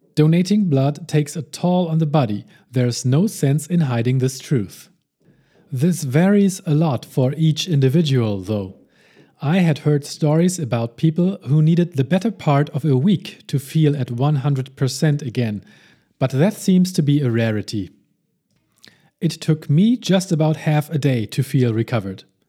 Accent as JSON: {"language": "English", "region": "Hamburg", "country": "Germany", "tie": "born or raised there", "said": "my hometown of Hamburg, Germany"}